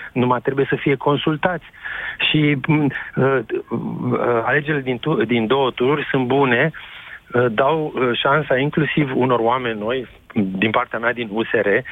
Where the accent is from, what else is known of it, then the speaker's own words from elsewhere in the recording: Timișoara, Timiș County, Romania; sunt timișorean